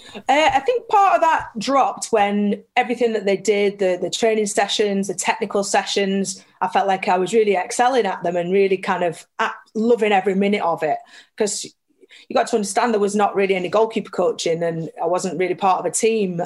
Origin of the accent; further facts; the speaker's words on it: Burnley, North West England, United Kingdom; I grew up in Burnley.